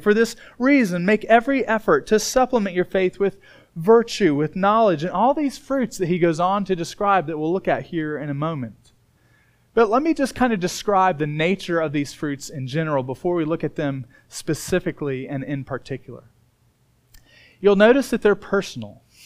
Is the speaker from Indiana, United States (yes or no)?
yes; Indiana, United States; moved away; where I grew up in Indiana.